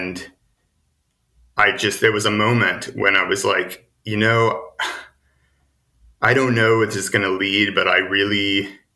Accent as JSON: {"language": "English", "town": "Chattanooga", "region": "Tennessee", "country": "United States", "tie": "born or raised there", "also_born_or_lived": "Boulder, Colorado", "moved": "as an adult", "lives_now": "San Francisco, United States", "said": "eventually ended back in my hometown, Chattanooga, Tennessee"}